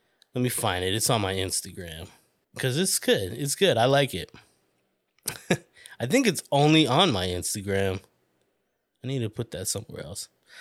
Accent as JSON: {"language": "English", "town": "Flagstaff", "region": "Arizona", "country": "United States", "also_born_or_lived": "Tempe, Arizona", "moved": "as an adult", "said": "I was from Flagstaff, little small town"}